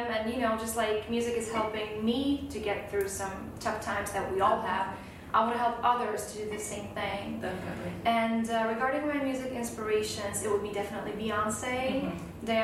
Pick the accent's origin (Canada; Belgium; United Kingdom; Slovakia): Slovakia; moved away as an adult; now in United States; I'm originally from Slovakia, which okay. is in the middle of Europe. It's a very small country.